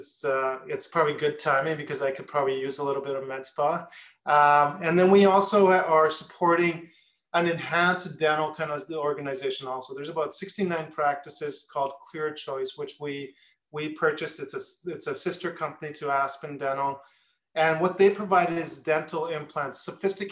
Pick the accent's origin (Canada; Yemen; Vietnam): Canada; Edmonton, Alberta; moved away as an adult; also born or lived in New York, United States / Syracuse, New York, United States; I grew up in Canada in Edmonton, Alberta